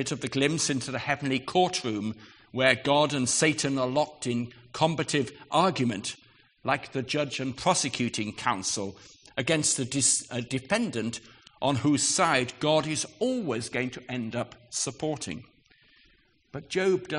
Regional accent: United Kingdom; we're British

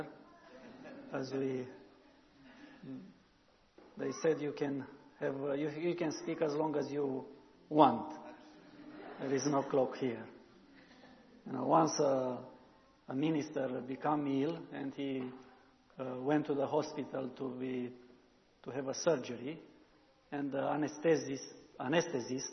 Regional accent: Romania; first language Romanian; English is a second language

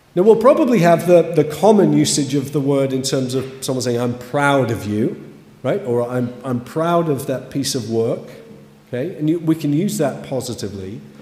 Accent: Kidsgrove, West Midlands, United Kingdom; as a young person growing up in Kidsgrove, just down the road in the 80s

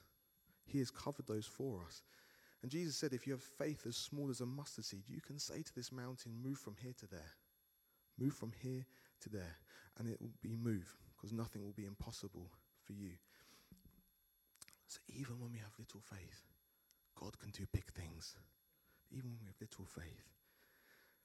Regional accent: United Kingdom; I'm a British citizen

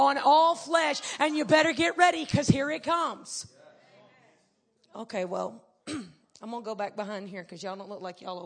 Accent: United States; I'm from America

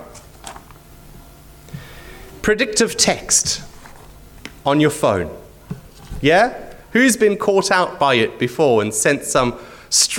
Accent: Zimbabwe; now in Wisbech, United Kingdom; I'm from Wisbech because I live there, but I was born in Zimbabwe, halfway around the world.

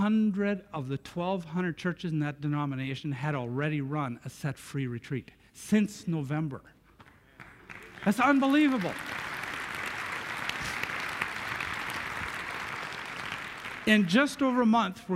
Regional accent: Canada; Coming from Canada

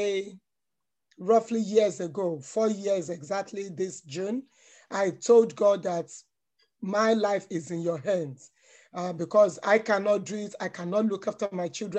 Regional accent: Nigeria; now in United Kingdom; Born in Nigeria, but I'm a British citizen

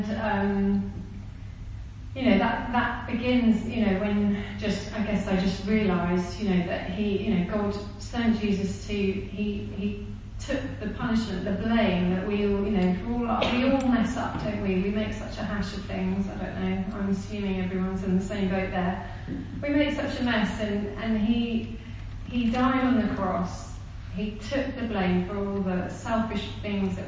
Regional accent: Kent, South East England, United Kingdom; moved away as an adult; also born or lived in India / Manchester / Leicester / Nepal; now in Burundi; I was born in India, but I was only there till I was four. We came back to the UK, and I grew up in Kent, two different places in Kent

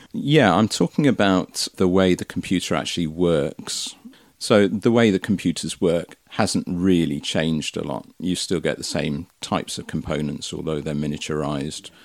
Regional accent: Marston Magna, South West England, United Kingdom; also born or lived in Twickenham; moved to Somerset when I was five, a place called Marston Magna. And I've lived in Somerset ever since

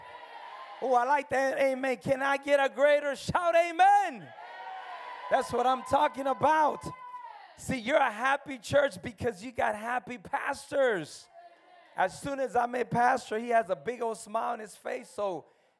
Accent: United States; also born or lived in El Salvador; I grew up in America

